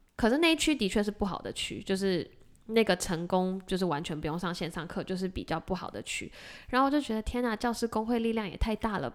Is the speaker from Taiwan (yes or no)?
yes; Taiwan; moved away as an adult; now in Massachusetts, United States; 我们两个是从台湾的教育本科来的